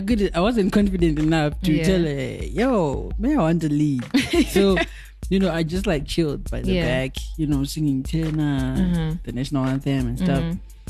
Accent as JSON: {"language": "English", "town": "Mvurwi", "region": "Mashonaland Central", "country": "Zimbabwe", "tie": "born or raised there", "also_born_or_lived": "Kuruwe, Muzarabani, Zimbabwe", "said": "So that's where I was born. You know, I grew up there. And then we moved to Mvurwe."}